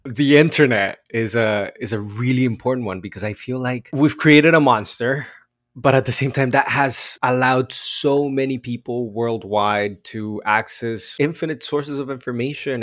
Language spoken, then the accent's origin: English; Bogotá, Colombia; now in Los Angeles, United States; I grew up in Bogota, Colombia.